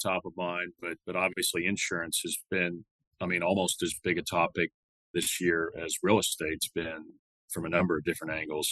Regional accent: Santa Fe, Texas, United States; My hometown is a small town, uh, Santa Fe, Texas, often confused with Santa Fe, New Mexico, but it's a small town uh, in Galveston County

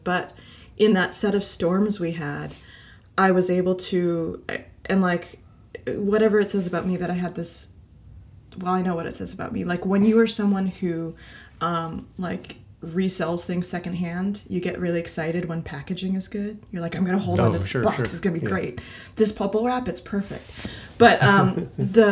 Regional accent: the South, United States; I was raised in the South

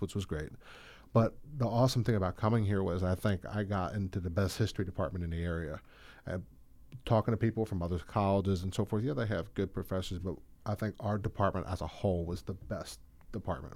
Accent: Audubon, New Jersey, United States; I graduated Audubon High School

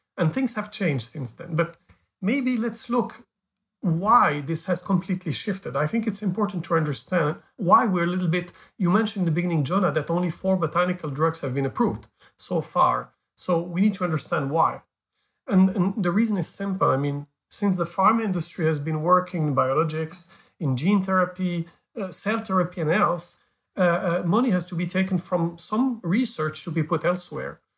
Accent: Morocco; I was born in Africa. I'm Moroccan

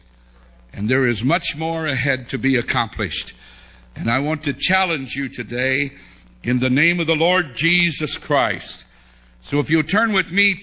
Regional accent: West Virginia, United States; I was from West Virginia

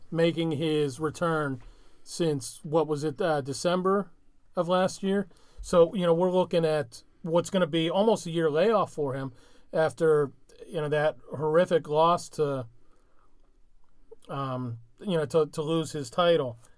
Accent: Ireland; I'm a huge being an Irishman. I don't know if you guys can tell that I'm Irish.

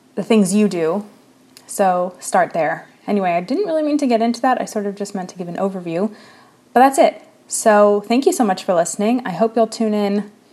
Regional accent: United States; in the United States, in case you couldn't hear from my accent or voice, that is indeed where I'm from and where where I am currently

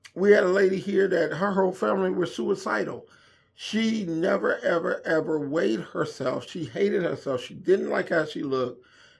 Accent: Inglewood, California, United States; I had a hard time, you know, running with gangs and going in and out of jail and growing up in Inglewood.

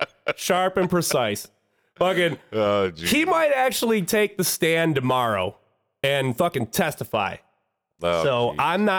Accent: Clarkston, Michigan, United States; Clarkston, where Ron and I are from

